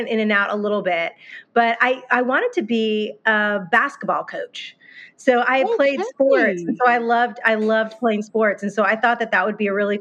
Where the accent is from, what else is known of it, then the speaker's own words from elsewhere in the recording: Northern Virginia, United States; moved away as an adult; now in Nashville, United States; I grew up in Northern Virginia